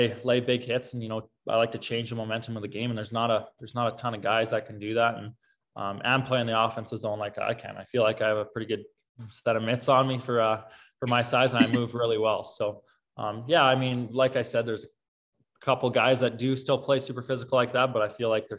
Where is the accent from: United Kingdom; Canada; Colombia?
Canada; Swift Current, Saskatchewan; I'm from Swift Current.